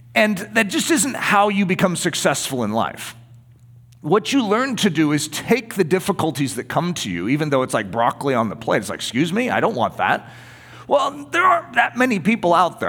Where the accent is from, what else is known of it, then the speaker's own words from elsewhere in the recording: United States; being an American